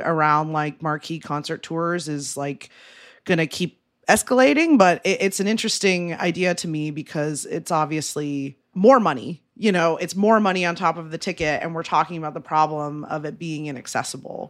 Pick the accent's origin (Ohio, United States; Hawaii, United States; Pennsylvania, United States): Ohio, United States; moved away; I'm from Ohio